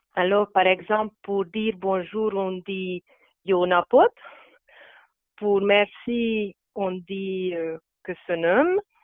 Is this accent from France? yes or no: no; Veszprém, Veszprém County, Hungary; French is a second language; moved away; je viens de la Hongrie et plus exactement de Veszprém, qui est une ville au nord du lac Balaton.